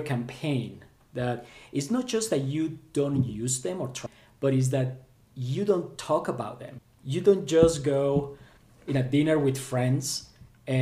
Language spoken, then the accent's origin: English; Colombia; moved away; growing up in Colombia, and this was back in the 80s and 90s